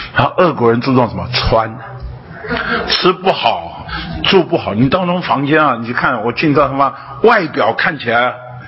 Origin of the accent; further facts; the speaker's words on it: Taipei, Taiwan; 那我是在台北生长长大的